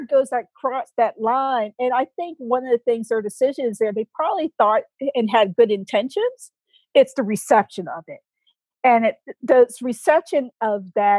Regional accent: Boston, Massachusetts, United States; I grew up in Boston

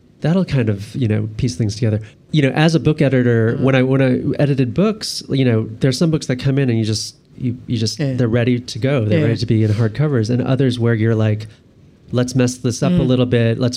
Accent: Buffalo, New York, United States; growing up in Buffalo

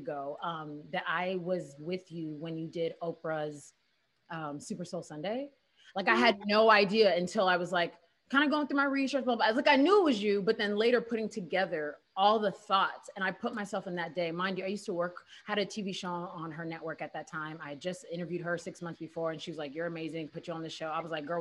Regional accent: Houston, Texas, United States; I'm from Houston

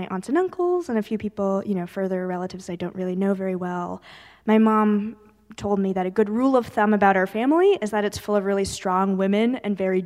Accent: California, United States; I was born in California and we grew up there

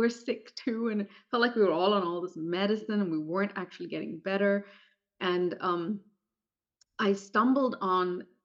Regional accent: India; moved away; growing up in India.

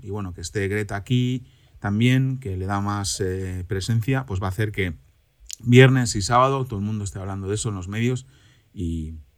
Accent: Cantabria, Spain; now in Germany; en mi tierra de origen, Cantabria

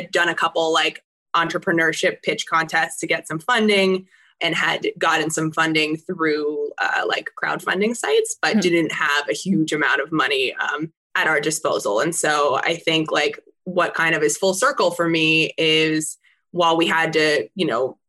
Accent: California, United States; I grew up in California

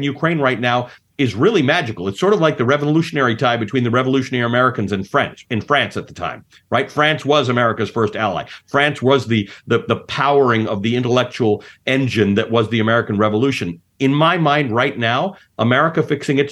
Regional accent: Kenya; now in United States; I was born in Kenya at post-colonialism. My parents came from South Africa, which had been a British colony

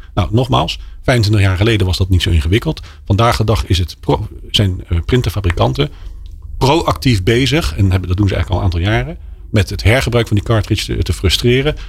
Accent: Netherlands; als Nederlanders

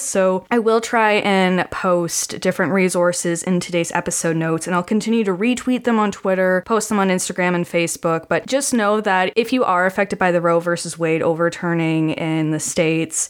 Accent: Canada; I'm from Canada

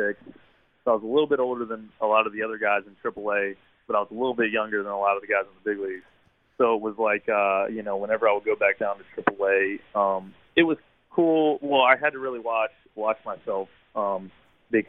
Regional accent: Hampton, Virginia, United States; accent: Virginia drawl; I'm from Hampton, Virginia.

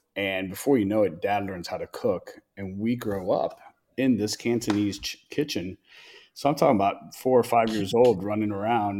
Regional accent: Tampa, Florida, United States; also born or lived in Chicago, Illinois; I was born in Chicago, first American born of our family. Born in Chicago and migrated from Chicago to Tampa, Florida

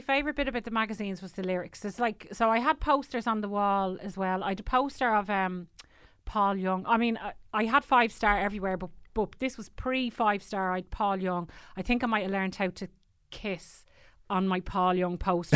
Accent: Tallaght, Leinster, Ireland; also born or lived in Killinarden; now in Celbridge, Ireland; I'm from Tala originally, and I live in, uh, cholesterol now.

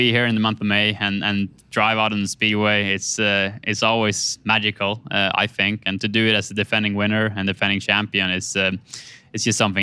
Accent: Sweden; moved away; to Sweden, to my home country, in my hometown

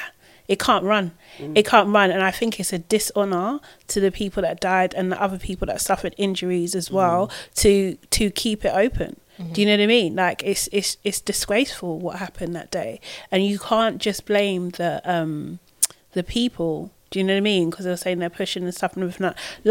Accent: London, United Kingdom; I'm from Brixton

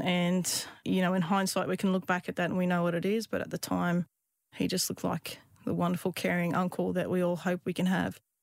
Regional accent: Queensland, Australia; I grew up in Queensland, uh, in the outback

